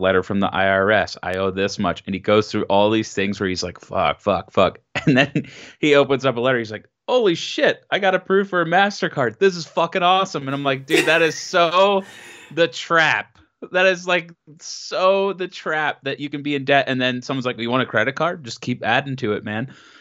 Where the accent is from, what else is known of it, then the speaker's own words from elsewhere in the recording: outside Philadelphia, Pennsylvania, United States; moved away as an adult; now in Chicago, United States; I grew up out at about 45 minutes to an hour outside of Philadelphia